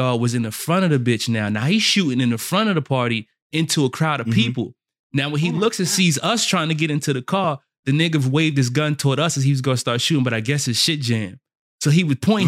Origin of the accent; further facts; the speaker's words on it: New York City, New York, United States; I'm from South Jamaica, Queens